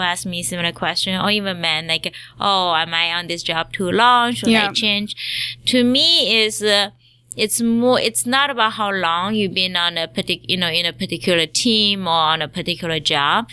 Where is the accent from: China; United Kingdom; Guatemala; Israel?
China; also born or lived in Hong Kong; now in United States; I grew up in China, and then my family moved to Hong Kong